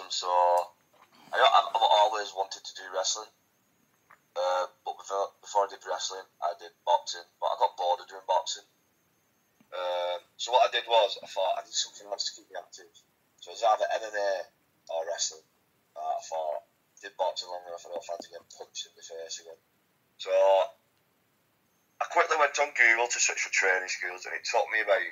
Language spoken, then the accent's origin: English; Wigan, North West England, United Kingdom; So I'm from Wigan, which is about 20 minutes from Manchester